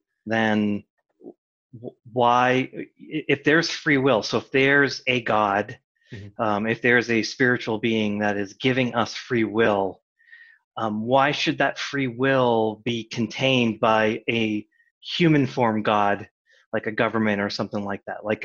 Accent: Massachusetts, United States; I grew up in Massachusetts

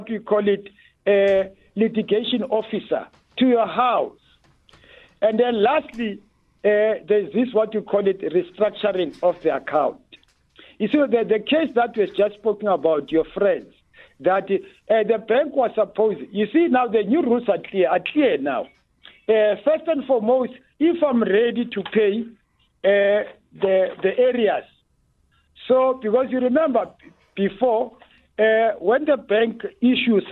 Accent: South Africa; as a South African

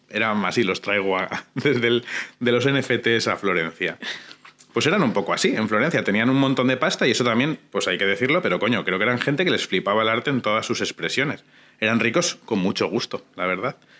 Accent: Durango, Basque Country, Spain; en el Museo Público de mi pueblo

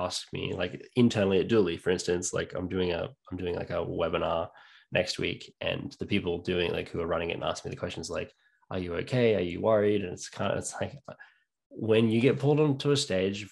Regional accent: New South Wales, Australia; moved away as an adult; also born or lived in North Queensland, Australia / England / Canada; I'm born and bred in Australia. I lived there until I was six in North Queensland.

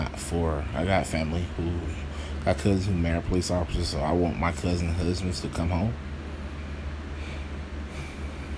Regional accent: Atlanta, Georgia, United States; I'm from Atlanta

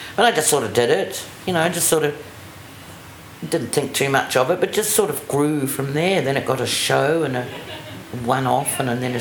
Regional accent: New Zealand; accent: RP; moved away as an adult; also born or lived in London, United Kingdom; I'm from New Zealand.

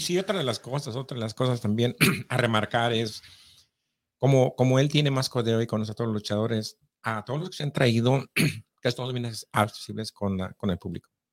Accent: near Guadalajara, Jalisco, Mexico; yo también soy de cerquita de Guadalajara

